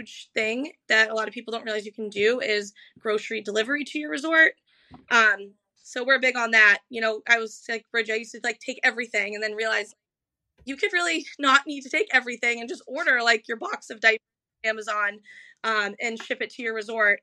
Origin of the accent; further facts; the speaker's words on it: New Hampshire, United States; we're from New Hampshire and have the annual passes